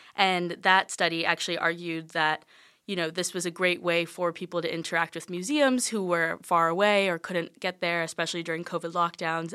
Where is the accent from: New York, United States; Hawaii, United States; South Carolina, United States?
South Carolina, United States; Charleston; I'm from Charleston, South Carolina.